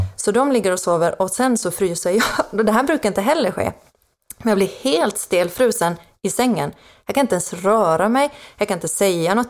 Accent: Finland; accent: Finland Swedish; first language Swedish; moved away as an adult; now in Sweden; Jag är från Finland ursprungligen. Jaha. Så att jag är eh, inflyttad till Sverige 2010

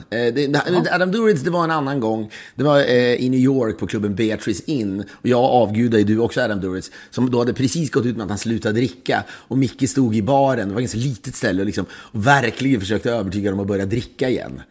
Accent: Sweden; now in United States; den har man liksom aldrig upplevt som svensk. Nu bor jag visserligen i USA

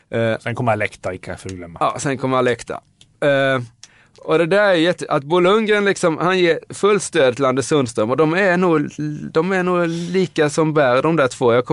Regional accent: Nybro, Kalmar County, Sweden; now in Stockholm, Sweden; och jag är ett exempel, jag kom från Nybro till Stockholm.

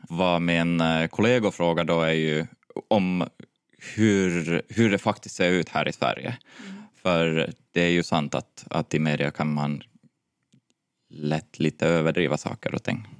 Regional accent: Finland; now in Stockholm, Sweden; för mig som en finne

